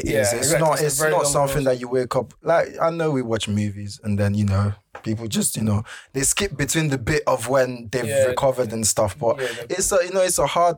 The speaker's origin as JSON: {"language": "English", "region": "Lagos", "country": "Nigeria", "tie": "born or raised there", "moved": "yes", "said": "I grew up in mainland Lagos."}